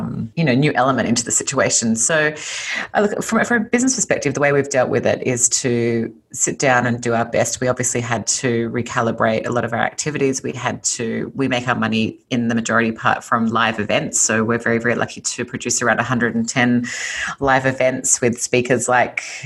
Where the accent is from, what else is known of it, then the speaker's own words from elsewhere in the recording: Sydney, New South Wales, Australia; accent: Australian; moved away as an adult; now in Los Angeles, United States; So you might hear from my accent that I'm originally Australian. I was born and raised in Sydney, Australia